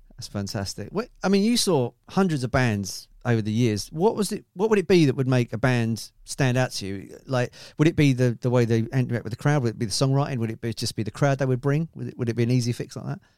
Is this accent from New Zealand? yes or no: no; Grays, East of England, United Kingdom; I'm from Grays in Essex